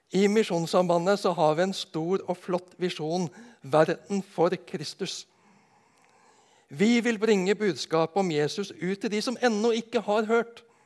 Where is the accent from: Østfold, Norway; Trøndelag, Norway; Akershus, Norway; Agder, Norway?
Agder, Norway; Nedenes; på bedehuset hjemme på Nednes